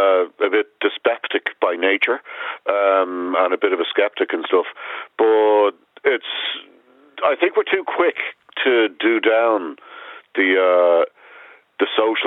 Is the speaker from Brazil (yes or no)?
no; Ireland; There's the one we have in Ireland